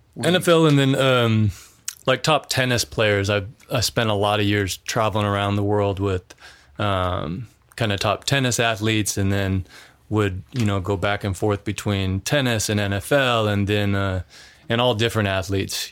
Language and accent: English; Missoula, Montana, United States; moved away; we grew up in in Missoula, so it's it's more of like an urban like city